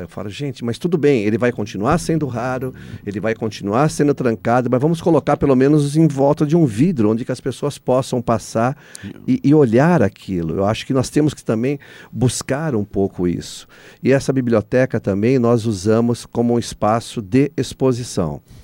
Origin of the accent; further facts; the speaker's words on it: Brazil; nós somos é, o único país que fala português